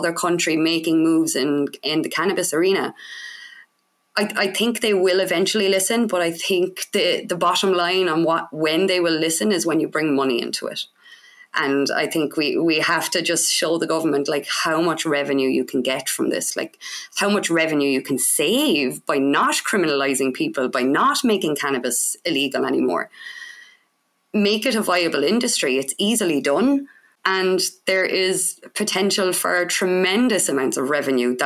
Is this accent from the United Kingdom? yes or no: no; Cork, Munster, Ireland; I'm from Cork in Ireland